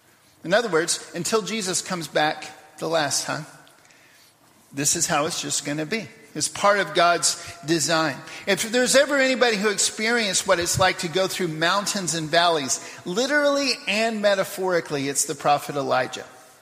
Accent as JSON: {"language": "English", "country": "Papua New Guinea", "tie": "born or raised there", "also_born_or_lived": "United States", "said": "I go back to the 1 year I was back in America in the middle of growing up in Papua New Guinea."}